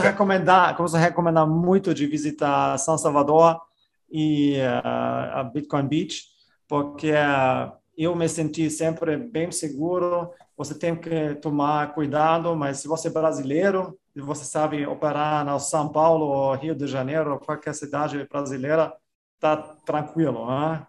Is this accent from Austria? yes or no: yes; Austria; eu sou da Áustria